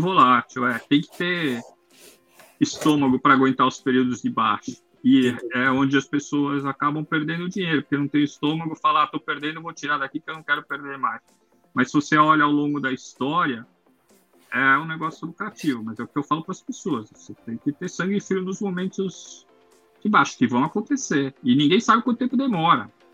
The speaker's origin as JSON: {"language": "Portuguese", "region": "São Paulo", "country": "Brazil", "said": "eu sou de São Paulo lá"}